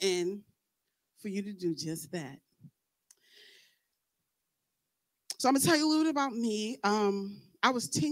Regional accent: New York, United States; I'm from New York

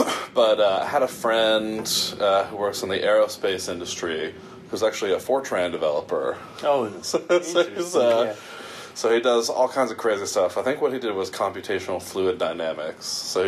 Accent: East Coast, United States; also born or lived in New Jersey / New York / Connecticut / Virginia; And I grew up on the East Coast. So I grew up in some variation of New Jersey, New York, Connecticut, and Virginia.

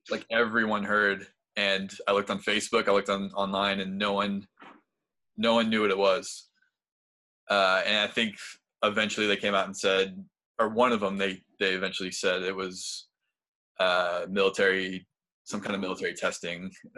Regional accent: St. Louis, Missouri, United States; moved away as an adult; now in Wichita, United States; I've only been here for less than a year. I'm from St. Louis, too. That's where I lived all before I had moved here and grew up. But I don't know. I'm in the middle of Kansas right now.

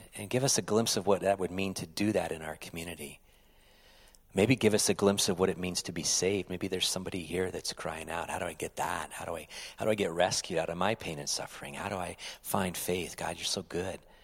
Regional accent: United States; as an American citizen

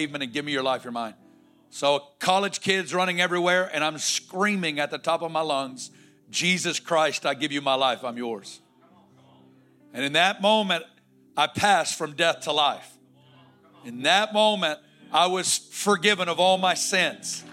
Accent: Northwest Arkansas, United States; I'm from Northwest Arkansas

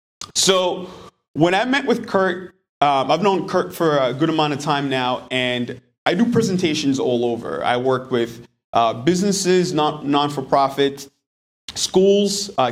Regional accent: DR Congo; now in Manchester, United States; But I'm actually originally from the Congo, the heart of Africa.

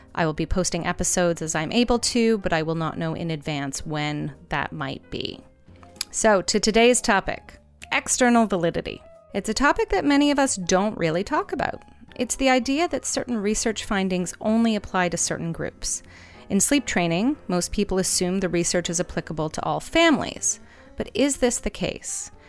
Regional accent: Canada; I'm Canadian

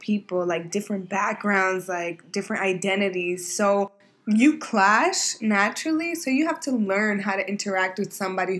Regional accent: New York City, New York, United States; I went to school in East Harlem, Manhattan Center. I think it was probably, like, over 80% Black and Latinx.

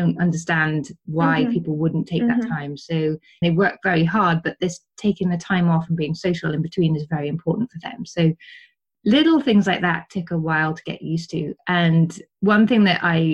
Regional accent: Wales, United Kingdom; first language English; moved away as an adult; now in Switzerland; I'm Welsh.

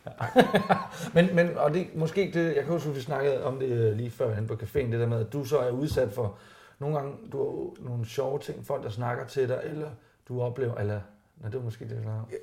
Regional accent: Randers, Central Denmark Region, Denmark; Jeg voksede op i Randers

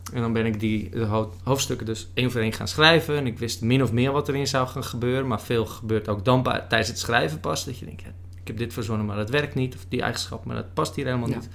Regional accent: West Friesland, North Holland, Netherlands; West-Friesland, een kop van mhm. Noord-Holland, waar ik vandaan kom

